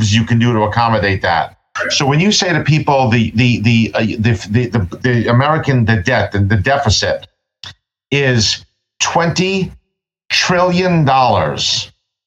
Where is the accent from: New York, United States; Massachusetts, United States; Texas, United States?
New York, United States; New York City; I'm from Brooklyn.